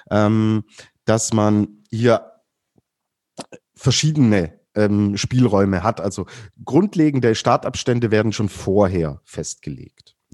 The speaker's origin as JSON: {"language": "German", "region": "Baden-Württemberg", "country": "Germany", "said": "ich komme ja aus dem Schwäbischen und bei uns gibt es das schöne Geschmäckle."}